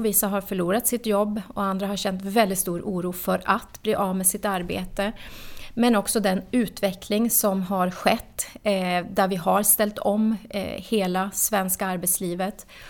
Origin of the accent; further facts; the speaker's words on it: Norrbotten County, Sweden; now in Nacka, Sweden; Jag är född och uppvuxen i Norrbotten